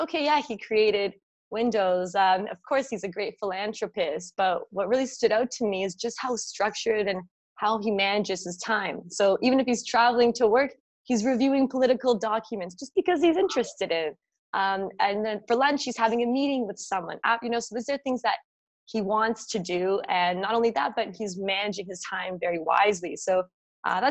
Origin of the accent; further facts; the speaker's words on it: Toronto, Ontario, Canada; right now I'm in Toronto. I was born and raised.